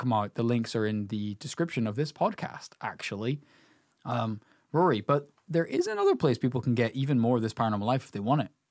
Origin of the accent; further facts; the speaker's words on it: Northern Ireland, United Kingdom; we're here from Northern Ireland. You know, this is a rural country